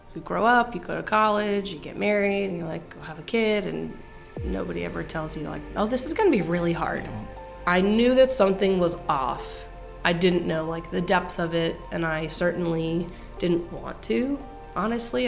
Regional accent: Maryland, United States; also born or lived in Washington, D.C. / Philadelphia, Pennsylvania; moving to what my sister called Calville, Maryland

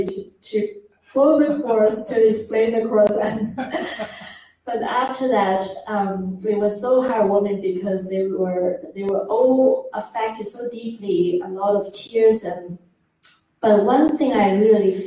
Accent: China; moved away as an adult; also born or lived in Australia; I'm from China

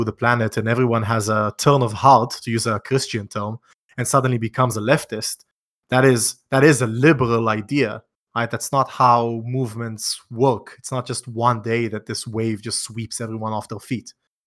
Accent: Israel; I'm from Israel

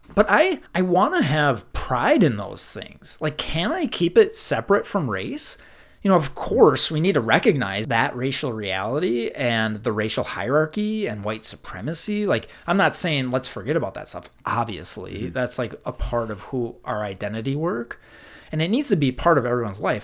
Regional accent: Minnesota, United States; accent: Minnesota; I love my Minnesota accent

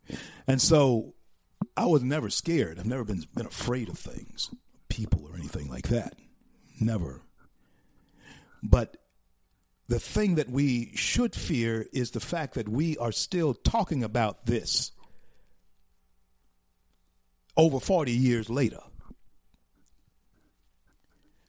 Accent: Shreveport, Louisiana, United States; my hometown

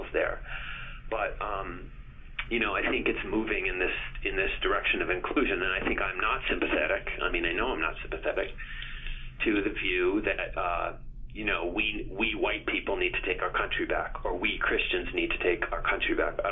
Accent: Cape Cod, Massachusetts, United States; I grew up in Cape Cod

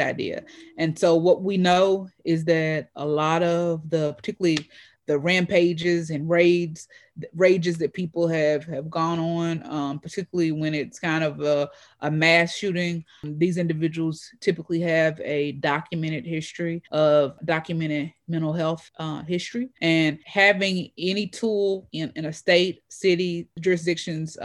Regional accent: Louisville, Kentucky, United States; I've lived in Louisville my entire life outside of being away for college and for law school

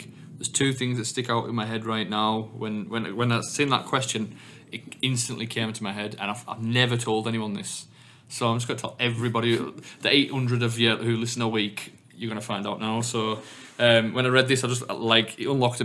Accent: England, United Kingdom; I've come from England

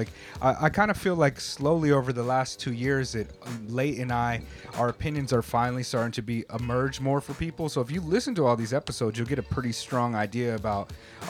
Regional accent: Hawaii, United States; also born or lived in California; I'm like, oh, California, Hawaii. Mostly, yeah. You know, I grew up in Hawaii. And I was still using a lot of Hawaiian slang out there. I spoke pidgin a lot right after I came out of there.

